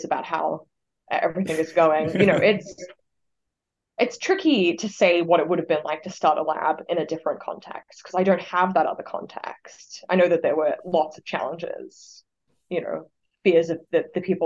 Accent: Australia; moved away as an adult; now in Oxford, United States

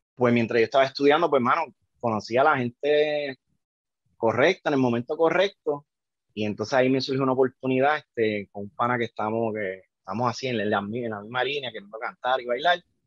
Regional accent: Yabucoa, Puerto Rico; moved away as an adult; now in Chicago, United States; yo soy, soy de Yabucoa, Puerto Rico, ya de, del este, nací, sí, nací en Chicago, este, me fui a los nueve años para Puerto Rico

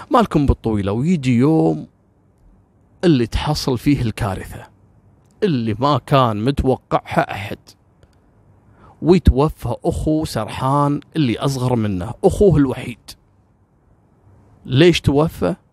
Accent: Kuwait; على فكره كثير يعتقد ان يعني انا ككويتي مثلا او الكويتيين ممكن لهم موقف من العراق

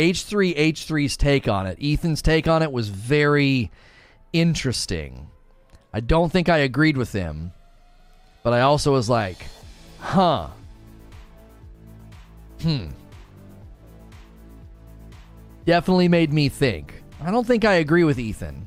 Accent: United Kingdom; accent: British; It's called being a Brit. You know, it is funny. It is funny that the accent helps.

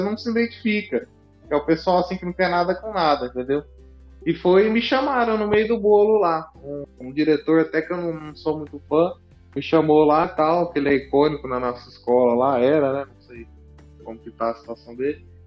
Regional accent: São Paulo, Brazil; a gente é do estado de São Paulo

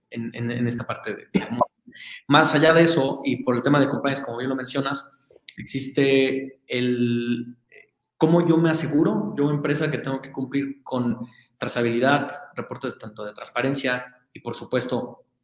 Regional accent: Mexico; como buen mexicano

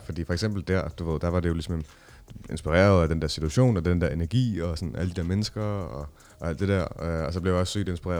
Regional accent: Copenhagen, Capital Region of Denmark, Denmark; jeg er opvokset i Nordvest

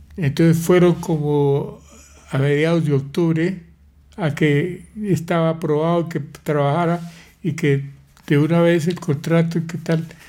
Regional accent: Pamplona, Norte de Santander, Colombia; moved away as an adult; also born or lived in Bucaramanga / Bogotá / Sweden; Nací en Pamplona, norte de Santander, el 20 de septiembre de 1935

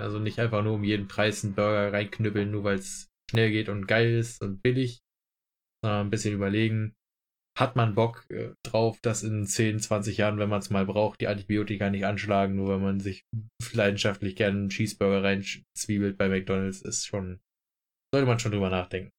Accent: Germany; bei uns in Deutschland

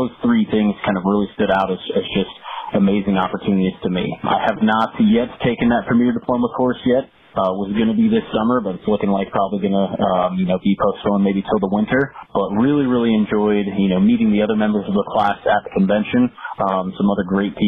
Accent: Milwaukee, Wisconsin, United States; Both my grandparents on my mom's side were born and raised in Milwaukee. And I grew up there

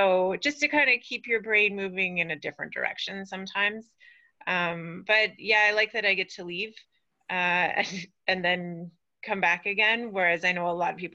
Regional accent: Vancouver, British Columbia, Canada; moved away as an adult; also born or lived in Whitehorse; now in Edmonton, Canada; I'm from Vancouver

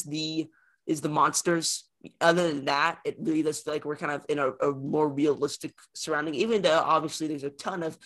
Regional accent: Arkansas, United States; I'm from Arkansas

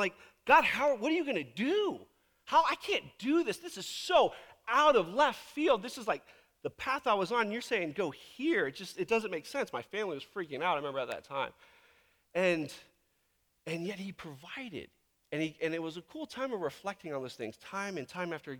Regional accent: Virginia Beach, Virginia, United States; now in Tacoma, United States; back in Virginia Beach is where I grew up

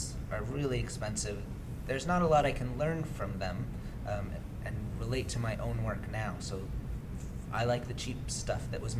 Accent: Massachusetts, United States; Well, I'm from Massachusetts. {S0} Mm-hmm. {S2} I grew up on the North Shore.

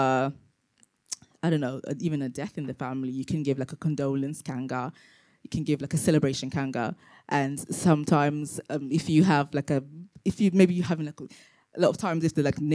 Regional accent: London, United Kingdom; also born or lived in Tanzania; I was born in Tanzania and grew up in London.

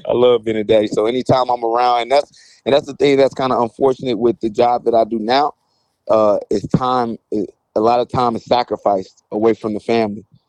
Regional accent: St. Louis, Missouri, United States; I come from Saint Louis

